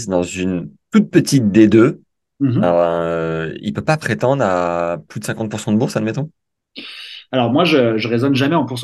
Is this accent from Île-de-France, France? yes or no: yes; Paris, Île-de-France, France; Moi, je viens de Paris, la région parisienne.